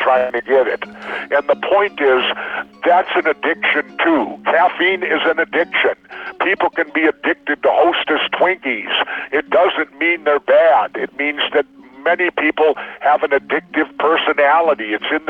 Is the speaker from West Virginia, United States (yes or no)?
no; Minneapolis, Minnesota, United States; I grew up in South Minneapolis